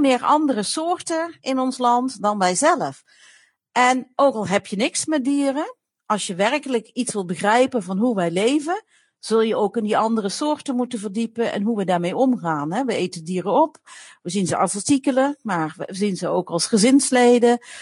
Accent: Limburg, Netherlands; ik kom zelf uit Limburg. Ik ben naast de boerderij van mijn opa opgegroeid.

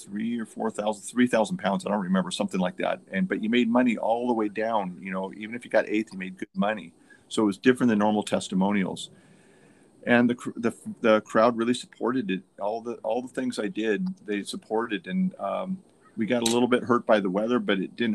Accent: United States; I'm American. I'm the reigning American champion

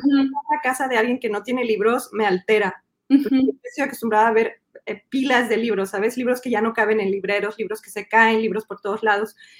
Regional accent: Mexico City, Mexico; moved away as an adult; now in Montreal, Canada; yo nací en el DF, crecí en el DF, soy chilanga de corazón

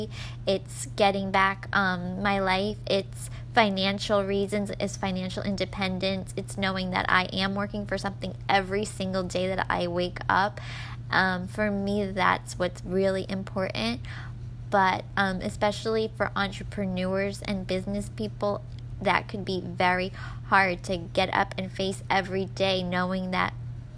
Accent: Florida, United States; I'm from Florida

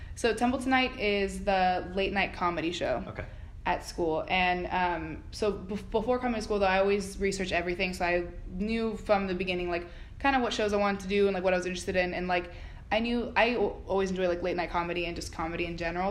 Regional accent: Miramar, Florida, United States; moved away as an adult; also born or lived in Philadelphia; I'm from South Florida, Miramar. It's about half an hour from Miami.

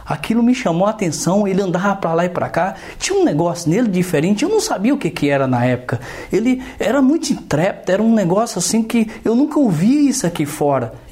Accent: Northeast Region, Brazil; Eu falei, eu sou nordestino, eu sou do Nordeste.

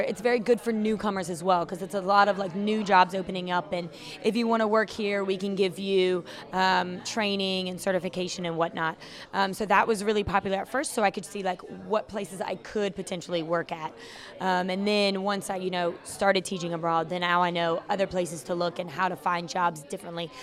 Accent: Chesapeake, Virginia, United States; moved away as an adult; also born or lived in Norfolk, Virginia; now in Hanoi, Vietnam; I'm from Virginia. I was born and raised, well, I was born in Norfolk, raised in Chesapeake

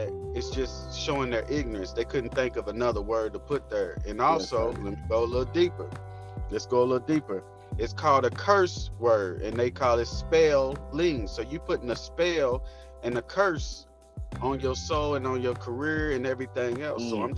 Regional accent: Louisville, Kentucky, United States

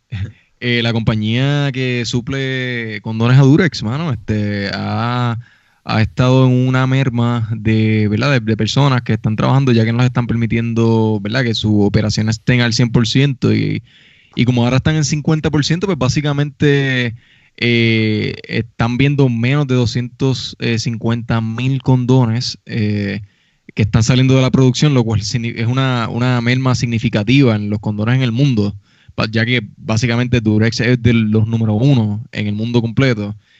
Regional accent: Puerto Rico; moved away; nosotros como puertorriqueños

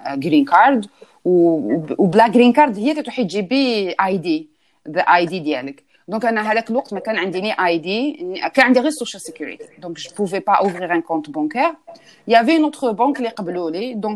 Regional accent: Algeria; moved away; انا كي جيت من الجزائر جبت شويه معايا دراهم رحت باش نفتح ان كونت بونكير هنايا

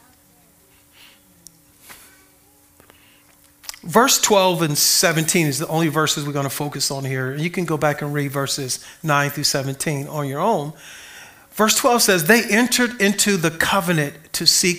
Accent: Compton, California, United States; I grew up in Compton

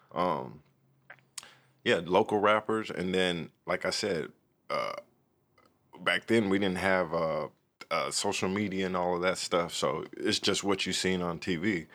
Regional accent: Oceanside, California, United States; also born or lived in East St. Louis, Illinois; raised in Oceanside

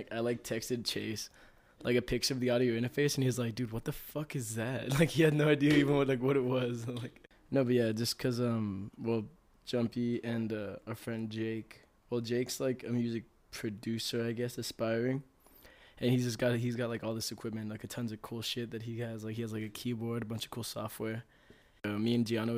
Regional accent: El Paso, Texas, United States; our hometown, which was like, well, obviously El Paso, Texas

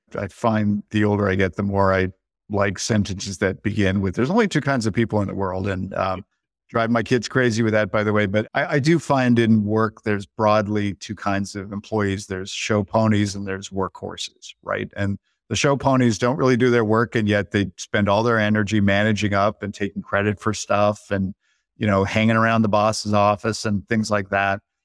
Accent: Canada; now in United States; I am Canadian by birth. I live in the States, dual citizen

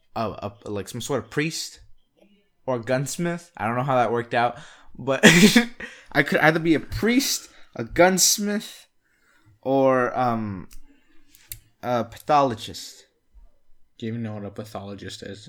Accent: Canada

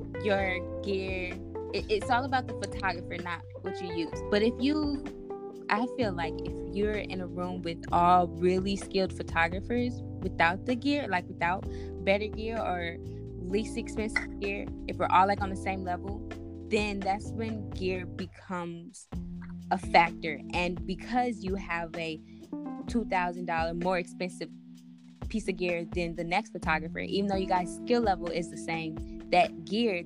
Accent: St. Louis, Missouri, United States; I'm from St. Louis, Missouri

